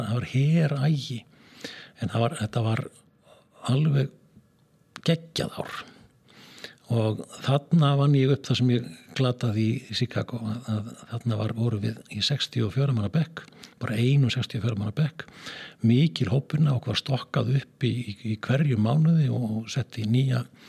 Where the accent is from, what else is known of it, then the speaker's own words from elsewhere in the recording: Skagafjörður, Northwestern Region, Iceland; moved away; norður í Skagafjörð og að mínar heimaslóður